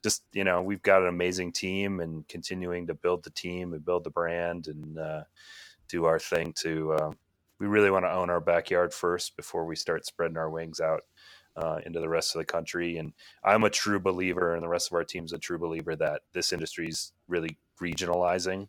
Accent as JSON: {"language": "English", "town": "Minneapolis", "region": "Minnesota", "country": "United States", "tie": "born or raised there", "said": "I grew up in Minneapolis"}